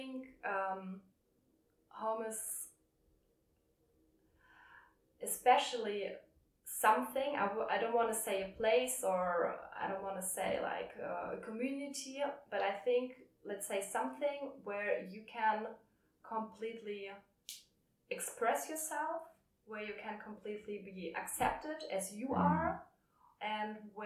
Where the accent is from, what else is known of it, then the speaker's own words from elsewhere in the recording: Hamburg, Germany; moved away as an adult; now in Berlin, Germany; I was born in Hamburg, and this is definitely a home place